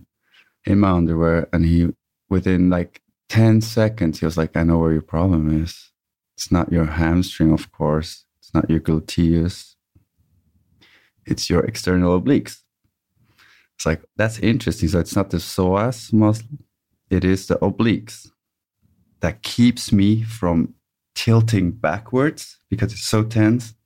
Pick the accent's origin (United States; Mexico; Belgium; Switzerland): Switzerland; Bern; I'm from Switzerland, Bern